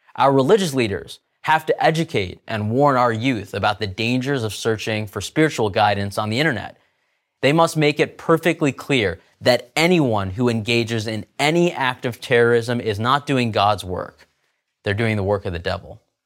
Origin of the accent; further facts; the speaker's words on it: United States; I'm an American Muslim